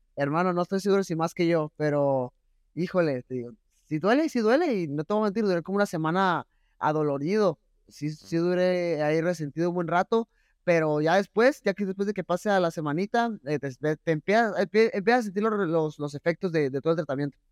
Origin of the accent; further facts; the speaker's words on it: Mexico; como mexicano